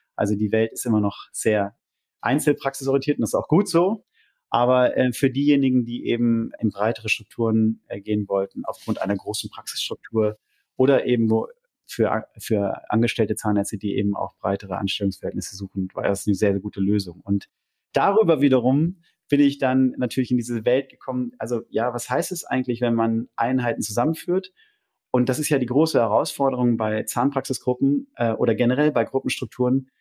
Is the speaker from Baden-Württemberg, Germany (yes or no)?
no; Lemgo, North Rhine-Westphalia, Germany; moved away as an adult; also born or lived in London; now in Zurich, Switzerland; komme aber, wie man hört, äh, nicht aus der Schweiz, sondern ursprünglich aus Ostwestfalen. Genauer gesagt, Lemgo